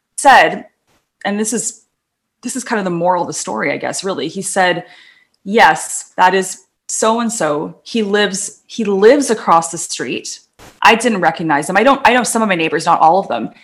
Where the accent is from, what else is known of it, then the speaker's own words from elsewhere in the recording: North Vancouver, British Columbia, Canada; where I grew up in Lynn Valley in North